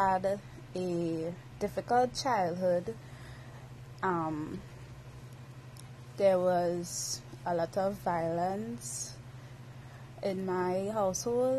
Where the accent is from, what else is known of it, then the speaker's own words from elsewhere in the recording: Trinidad & Tobago; I'm from Trinidad and Tobago. That's an island in the Caribbean